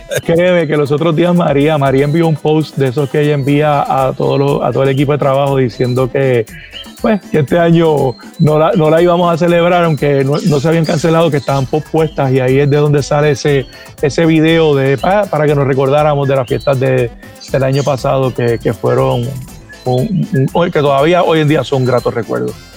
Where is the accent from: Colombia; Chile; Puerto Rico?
Puerto Rico; yo soy puertorriqueño y mis hijos son puertorriqueños, pero mis raíces son cubanas